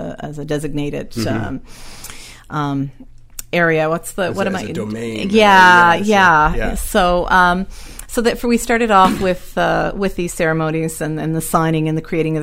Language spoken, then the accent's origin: English; Nova Scotia, Canada; moved away; I'm from Nova Scotia originally